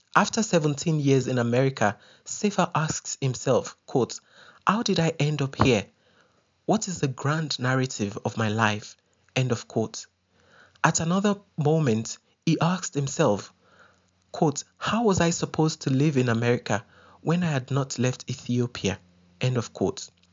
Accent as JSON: {"language": "English", "town": "Ibadan", "region": "Oyo", "country": "Nigeria", "tie": "born or raised there", "moved": "as an adult", "lives_now": "South Africa", "said": "I spent my formative and adult years in Ibadan, one of Nigeria's most popular and populous cities."}